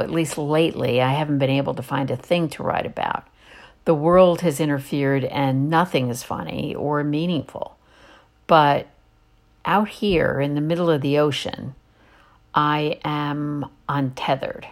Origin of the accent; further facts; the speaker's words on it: East Coast, United States; I grew up on the East Coast